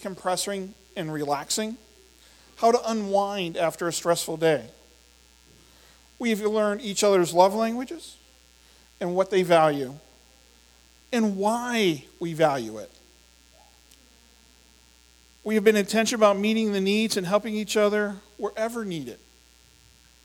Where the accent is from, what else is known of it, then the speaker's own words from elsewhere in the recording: Indiana, Pennsylvania, United States; I grew up in Indiana, PA